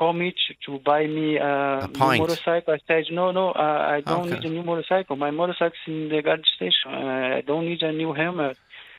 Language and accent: English; Rio de Janeiro, Brazil; English is a second language; moved away as an adult; now in Ireland; I'm from Rio de Janeiro.